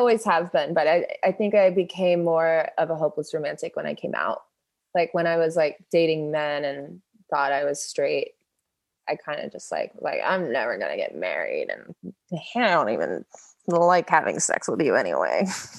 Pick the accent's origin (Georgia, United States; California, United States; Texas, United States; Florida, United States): Florida, United States; Melbourne; Melbourne, Florida, which is southeast of Orlando. It's like near Cape Canaveral. So I got to see the space shuttles launch from my front yard.